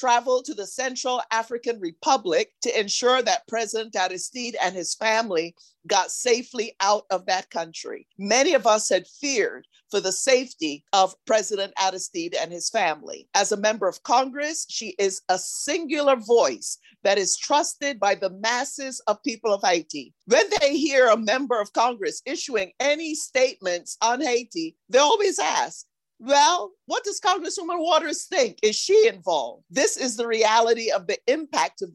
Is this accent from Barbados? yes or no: yes; Barbados; Barbados, my home country